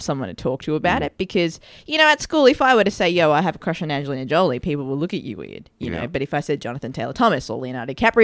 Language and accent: English; Melbourne, Victoria, Australia; also born or lived in Dahiwala, Sri Lanka; I grew up in Fairfield. Fairfield was the first suburb we lived in.